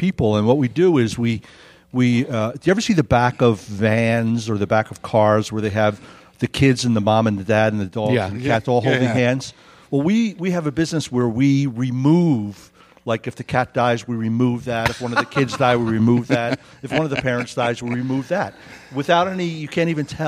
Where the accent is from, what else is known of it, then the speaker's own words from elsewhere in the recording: New York, Philadelphia, East Coast, United States; moved away as an adult; now in Prescott, United States; I'm from the East Coast. I'm from New York, Philadelphia.